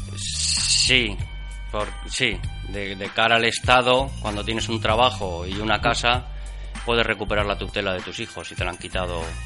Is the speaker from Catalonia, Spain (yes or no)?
yes; Barcelona, Catalonia, Spain; moved away as an adult; now in Villarreal, Spain; nací en Barcelona, eh, llevo ya 20 años viviendo en Villarreal